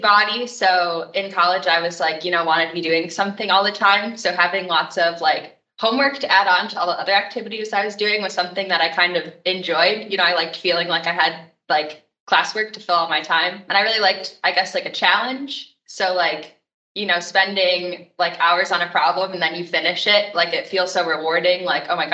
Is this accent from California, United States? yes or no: no; Michigan, United States; moved away as an adult; also born or lived in Indiana; I grew up in Michigan and I wanted to come back